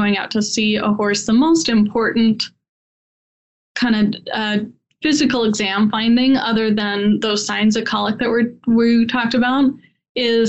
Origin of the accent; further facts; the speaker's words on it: Colorado, United States; also born or lived in Ohio; growing up in Colorado